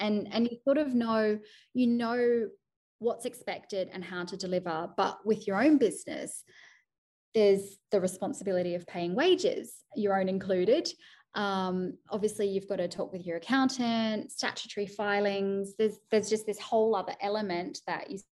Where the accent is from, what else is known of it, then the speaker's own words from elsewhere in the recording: Sydney, New South Wales, Australia; moved away as an adult; now in United Kingdom; Sydney, which is my hometown